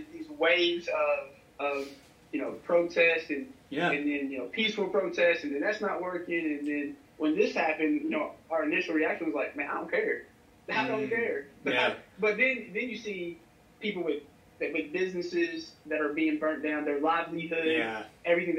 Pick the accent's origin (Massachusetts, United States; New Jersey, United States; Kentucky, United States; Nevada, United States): Kentucky, United States; Bloomfield; I grew up in Bloomfield, Kentucky, country, rural, just outside of bourbon capital of Kentucky, Bardstown